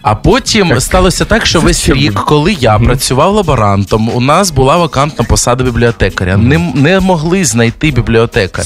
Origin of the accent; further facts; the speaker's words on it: Merefa, Kharkiv Oblast, Ukraine; я з невеличкого містечка Мерефа під Харковом